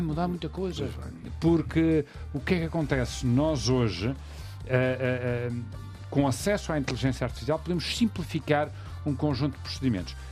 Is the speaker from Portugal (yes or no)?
yes; Madeira, Portugal; percebes o meu sotaque, Uh, nós somos uma ilha, uma ilha de imigração